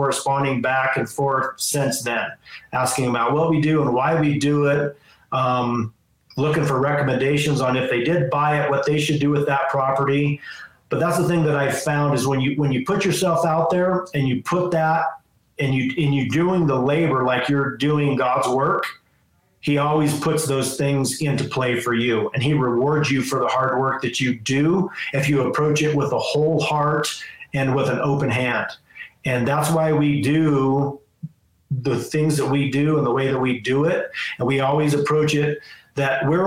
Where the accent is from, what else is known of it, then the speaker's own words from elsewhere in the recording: Hotchkiss, Colorado, United States; I was born and raised in Hotchkiss. It's a little town about 15 minutes from Crawford